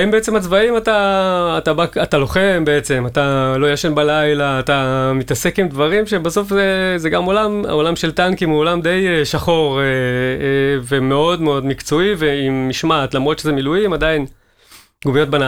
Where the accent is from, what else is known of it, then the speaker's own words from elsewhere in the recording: Katzrin, Northern District, Israel; also born or lived in Beersheba; ואז בעצם ההורים שלי הגיעו לשם, אני הייתי בן שנה, נולדתי ב-76, ועד הצבא בעצם גדלתי במקום שהוא לדעתי